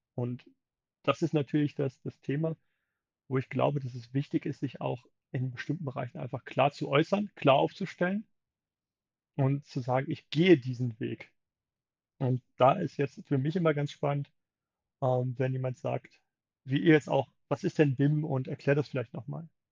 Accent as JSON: {"language": "German", "country": "Germany", "said": "wir schauen als Deutsche auch sehr gerne drauf"}